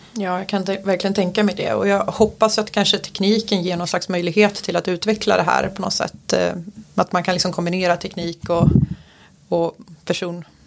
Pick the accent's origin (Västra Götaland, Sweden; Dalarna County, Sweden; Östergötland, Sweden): Dalarna County, Sweden; Falun; now in Stockholm, Sweden; Jag är uppväxt i lilla Falun i Dalarna